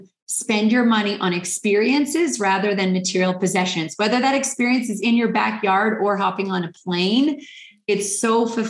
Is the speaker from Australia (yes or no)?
no; Northern Canada, Canada; moved away as an adult; also born or lived in Calgary, Canada / Hawaii, United States; I'm actually from Northern Canada originally